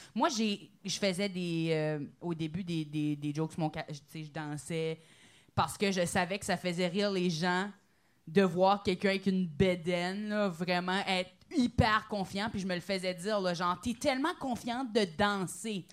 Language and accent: French; New Brunswick, Canada; j'ai un petit accent, je viens du Nouveau-Brunswick